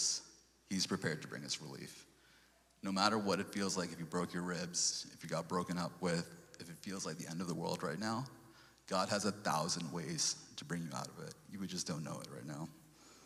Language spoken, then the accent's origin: English; New York, United States; moved away; also born or lived in Sri Lanka / Portland; before we came to New York